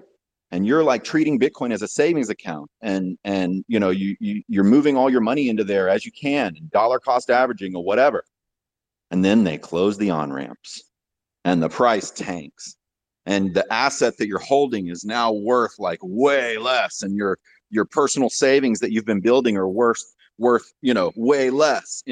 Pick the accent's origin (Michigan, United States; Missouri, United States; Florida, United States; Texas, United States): Texas, United States; growing up in Texas